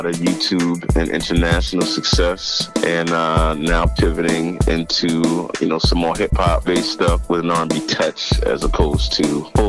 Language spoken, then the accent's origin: English; Boston, Massachusetts, United States; parents are like from South Mississippi. Yeah, but we are born and raised in Boston, and parents also born in Boston.